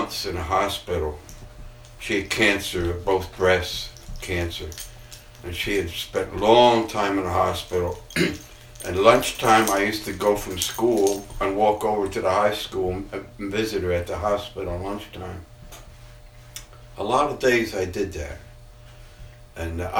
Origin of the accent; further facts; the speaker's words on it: Kingston, New York, United States; also born or lived in Houlton, Maine / Mount Marion, New York; moved to Kingston